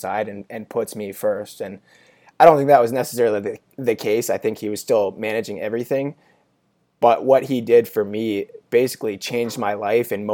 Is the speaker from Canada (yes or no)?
yes; Canada; now in Pittsburgh, United States; It's the Canadian in me